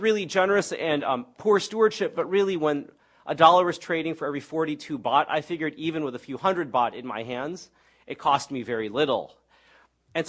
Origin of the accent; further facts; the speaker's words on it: United States; I'm Chinese American.